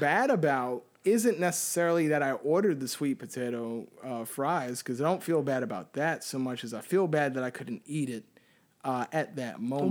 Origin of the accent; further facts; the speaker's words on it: Puerto Rico; I can say the same thing as a Puerto Rican